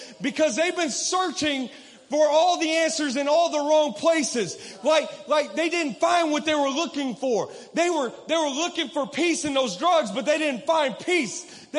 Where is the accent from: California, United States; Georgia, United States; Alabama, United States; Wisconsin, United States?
Georgia, United States; Decatur; I grew up in this area. I grew up in Decatur. I grew up in this region.